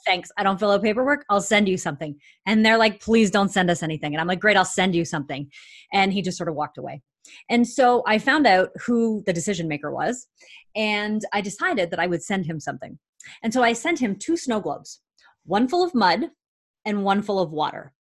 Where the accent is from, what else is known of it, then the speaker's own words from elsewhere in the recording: Canada; I'm a Canadian citizen